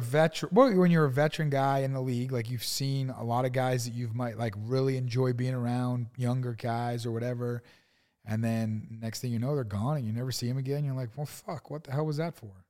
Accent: East Coast, United States; moved away; also born or lived in Arizona; I grew up on the East Coast

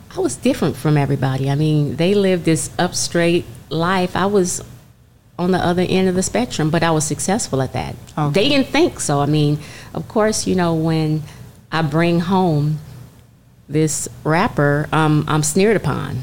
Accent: Culver City, California, United States; I'm growing up in Culver City

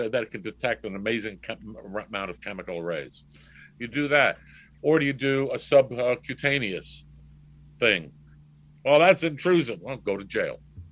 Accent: New York City, New York, United States; growing up in New York gives you the opportunity also, you get the, well, you could go around the city on your own at 10 years old

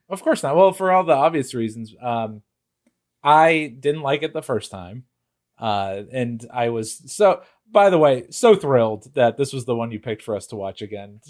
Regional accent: Connecticut, United States; moved away as an adult; now in Chicago, United States; we're all from Connecticut, uh, in New England, and we all have moved to Chicago.

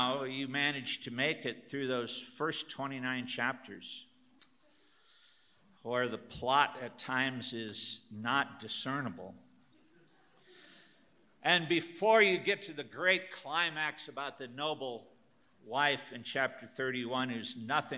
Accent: Northern Illinois, United States; moved away; I'm from Northern Illinois. In the upper Midwest, guys is the generic word for a group of people. My mother and her girlfriends talked to each other and called each other guys

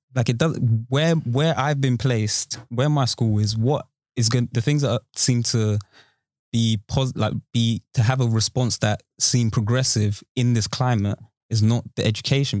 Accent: Romford, London, United Kingdom; born or raised there; also born or lived in Peckham, South London

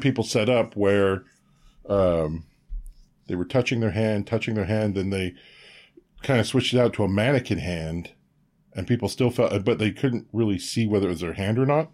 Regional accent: Quebec, Canada; I was born in Quebec

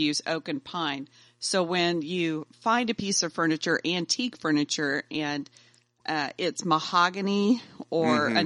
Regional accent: Oklahoma, United States; moved away; also born or lived in Montana / Texas; I'm from Oklahoma, so I've been all over Texas too

